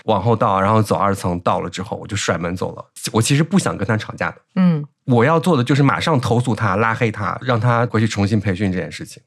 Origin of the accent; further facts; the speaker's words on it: Henan, China; accent: Henan dialect; 可能你平常听我说河南话也听习惯了，我一讲普通话就是温柔的